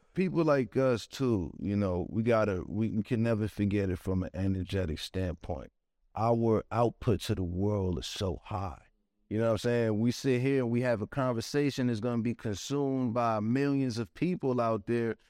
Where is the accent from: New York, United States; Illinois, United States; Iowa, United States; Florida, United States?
New York, United States; New York City; growing up in Brooklyn